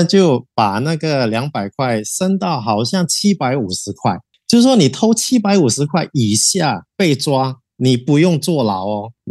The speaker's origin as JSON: {"language": "Chinese", "country": "Singapore", "tie": "born or raised there", "said": "我也是在这边长大的，东南亚都是有变性人的，从小到大也有接触过几个，我们就很平等的对待你。"}